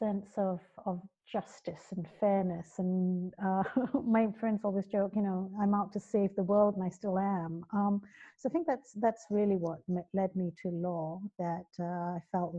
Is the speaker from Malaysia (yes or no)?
yes; Kuala Lumpur, Federal Territory of Kuala Lumpur, Malaysia; moved away as an adult; also born or lived in London, United Kingdom; now in United Kingdom; So I grew up in the UK, and then when I was about seven, moved over to Kuala Lumpur and lived. Went to school there, lived most of my life there, worked there.